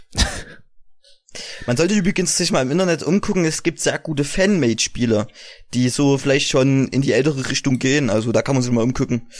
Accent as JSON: {"language": "German", "region": "East Germany", "country": "Germany"}